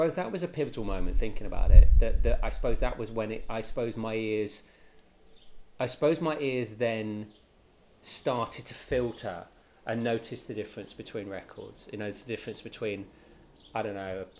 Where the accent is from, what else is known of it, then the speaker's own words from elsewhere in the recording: Welsh, Wales, United Kingdom; we're Welsh